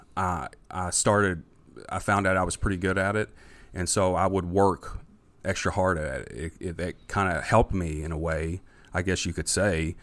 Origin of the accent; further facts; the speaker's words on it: Jeffersonville, Indiana, United States; also born or lived in Louisville, Kentucky; I grew up in Jeff